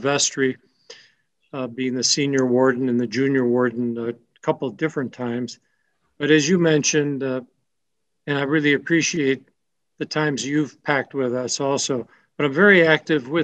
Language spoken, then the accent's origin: English; Chicago, Illinois, United States; I grew up in the Chicago area